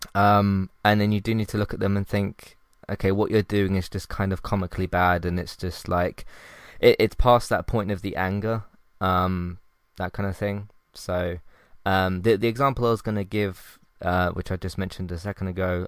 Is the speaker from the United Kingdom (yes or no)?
yes; United Kingdom; I'm from the UK